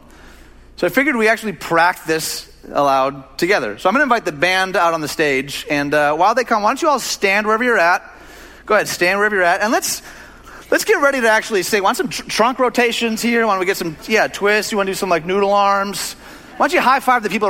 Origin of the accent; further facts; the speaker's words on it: Detroit, Michigan, United States; moved away; I'm from Detroit.